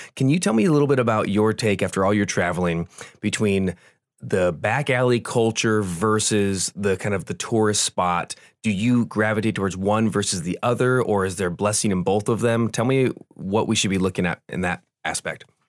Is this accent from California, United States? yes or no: yes; Southern California, United States; we grew up in Southern California